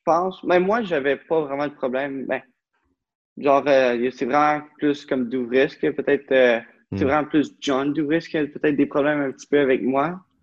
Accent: Beauce, Quebec, Canada; moved away as an adult; now in Ottawa, Canada; je viens de la Beauce. Puis maintenant, je reste à Ottawa depuis 10-11 ans

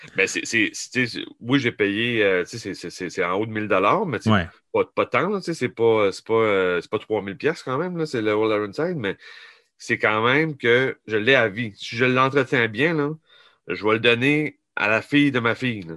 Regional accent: New Brunswick, Canada; je viens du Nouveau-Brunswick

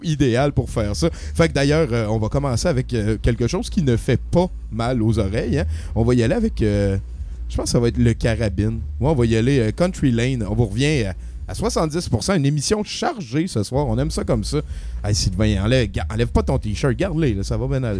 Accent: Montreal, Quebec, Canada; je viens de Montréal

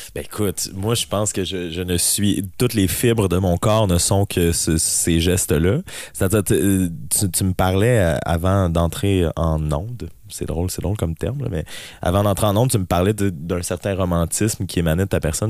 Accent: BTB, Quebec, Canada; je suis natif de la BTB et j'y suis présentement

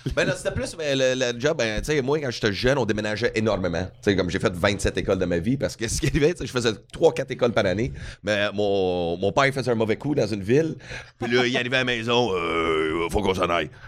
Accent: Edmonton, Alberta, Canada; Edmonton, Alberta

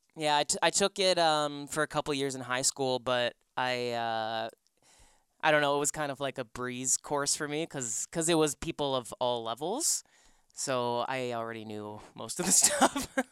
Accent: Markham, Ontario, Canada; also born or lived in Scarborough, Toronto; I grew up in Markham.

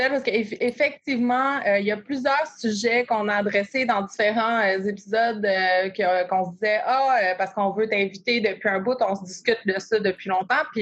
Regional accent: Quebec, Canada; accent: Québécois; je suis désolée de prononcer le nom avec mon petit accent québécois.

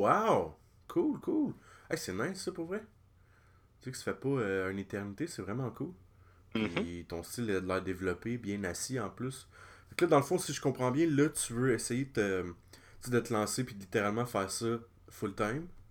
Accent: Lanaudière, Quebec, Canada; mon coin, la Naudière

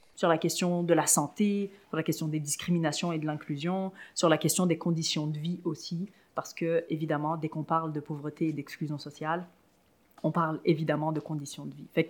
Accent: France; moved away as an adult; also born or lived in Tunisia; now in Quebec, Canada; je suis née euh, en Tunisie et euh, j'ai ensuite euh, grandi en Europe, en France plus particulièrement

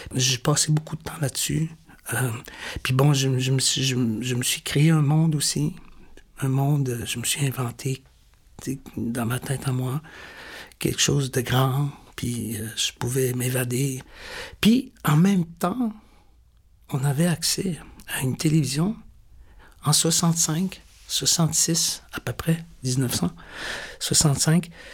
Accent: Newfoundland and Labrador, Canada; moved away; moi, je suis né au Labrador. Je suis né très loin d'ici, très loin de Manutenam, au nord complètement

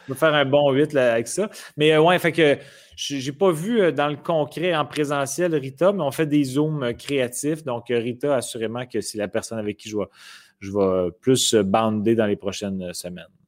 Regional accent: Quebec City, Quebec, Canada; Je viens de Québec

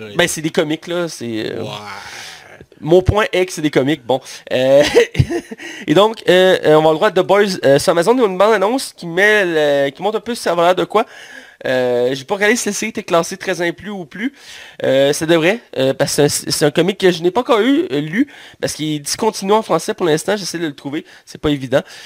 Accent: Quebec, Canada; pour nous, Québécois, parce que nous sommes Québécois, toi et moi

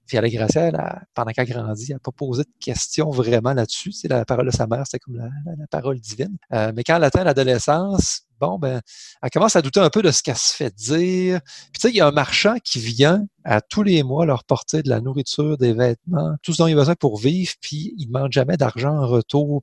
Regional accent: Saint-Odilon-de-Cranbourne, Quebec, Canada; j'ai grandi en Beauce

